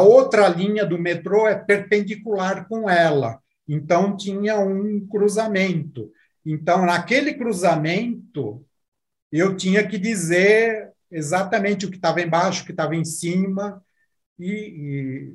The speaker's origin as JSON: {"language": "Portuguese", "country": "Brazil", "said": "somos brasileiros, essa é uma empresa do, do Brasil"}